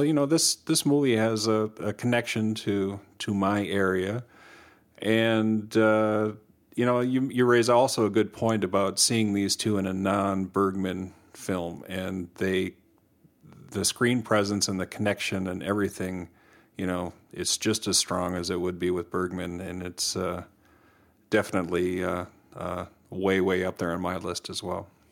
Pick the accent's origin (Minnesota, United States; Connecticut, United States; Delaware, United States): Minnesota, United States; us being Minnesotan